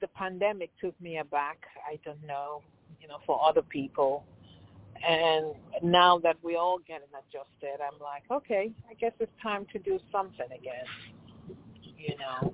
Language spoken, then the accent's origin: English; Lagos, Nigeria; now in California, United States; Yes, I was born in Lagos